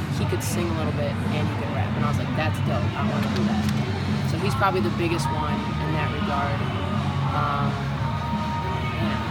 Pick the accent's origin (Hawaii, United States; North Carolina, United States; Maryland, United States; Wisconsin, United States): Wisconsin, United States; West Allis; I grew up in Stallus, the dirty Stallus. I went to Nathan Hale.